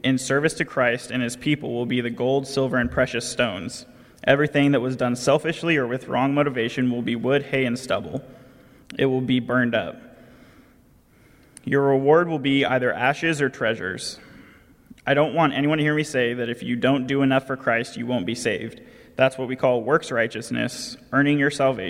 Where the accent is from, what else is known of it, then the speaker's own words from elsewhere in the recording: California, United States; accent: nasally tone; I'm from California